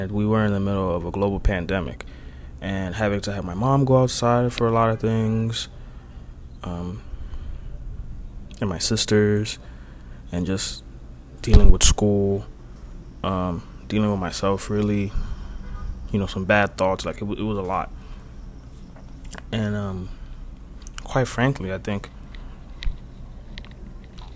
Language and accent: English; Dominican Republic; we're from the Dominican Republic